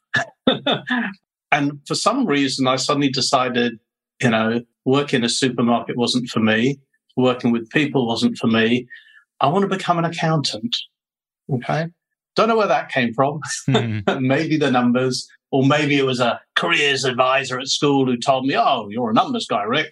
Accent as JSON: {"language": "English", "country": "United Kingdom", "accent": "British", "moved": "as an adult", "lives_now": "Ho Chi Minh City, Vietnam", "said": "I'm a Brit, although people do accuse me of having an Australian twang"}